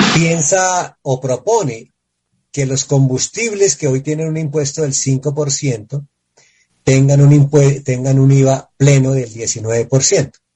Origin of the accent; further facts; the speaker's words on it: Colombia; los colombianos que estamos